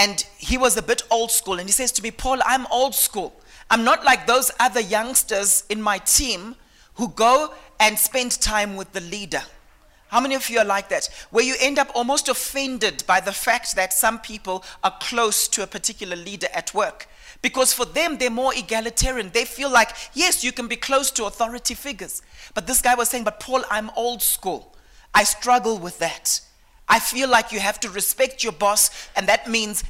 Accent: Eastern Highlands, Manicaland, Zimbabwe; I came from a background. I'm from the Eastern Highlands in Zimbabwe, okay? And the people there are called the Manyika people

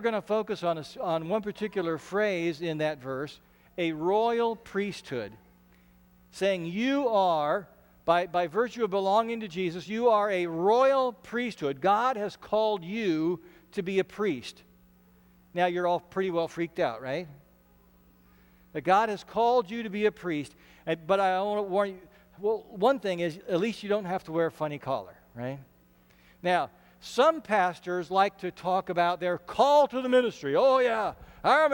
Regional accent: Ashland, Nebraska, United States; I grew up in Ashland, Nebraska

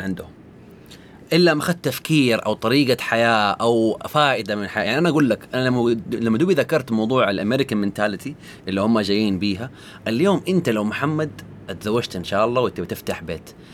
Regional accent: Saudi Arabia; عندنا في السعوديه

